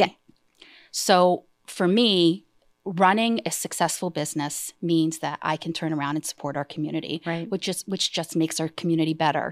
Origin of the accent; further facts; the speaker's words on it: Easthampton, Massachusetts, United States; I I'm born and raised in East Hampton